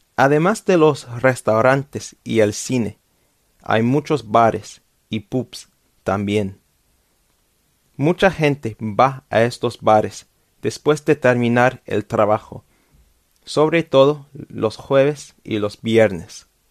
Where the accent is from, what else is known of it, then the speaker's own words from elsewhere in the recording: London, United Kingdom; Spanish is a second language; Yo vivo en Londres y vivo en Londres desde mi nacimiento, since birth